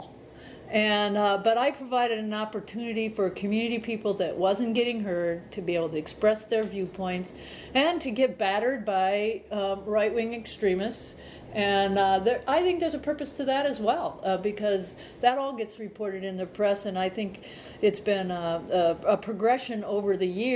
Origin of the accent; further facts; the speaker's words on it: central Illinois, United States; now in Montana, United States; I grew up on a farm in central part of Illinois.